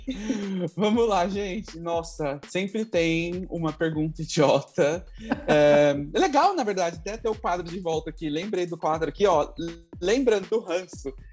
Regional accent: Brazil; first language Portuguese; moved away; also born or lived in Texas; Sou, mas eu não falo espanhol.

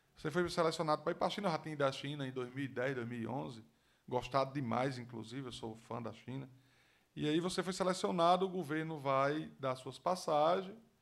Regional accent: Mossoró, Rio Grande do Norte, Brazil; vou falar da minha terra, do moçoroense

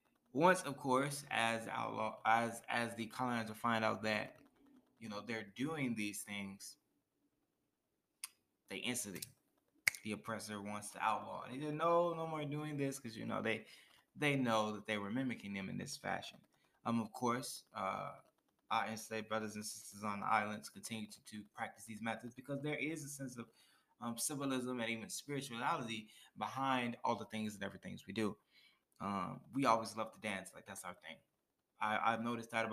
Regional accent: United States; I am from the States

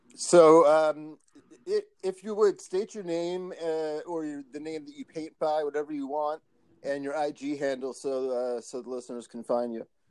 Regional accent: Philadelphia, Pennsylvania, United States; moved away; I'm originally from Philly

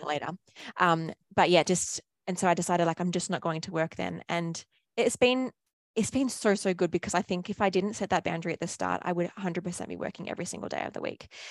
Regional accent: Australia

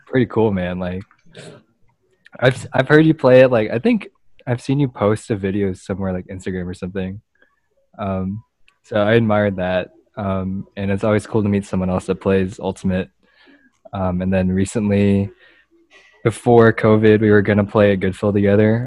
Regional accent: Plano, Texas, United States; I'm from Plano

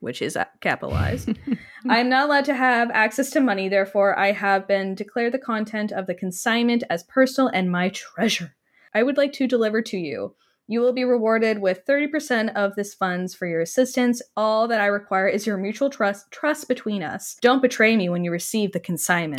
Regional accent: Canada; I'm speaking as obviously a Canadian

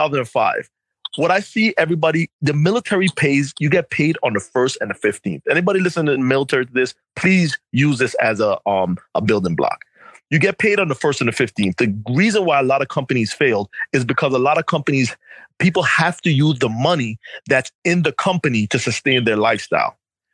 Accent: New York, United States; you know, I'm coming from New York.

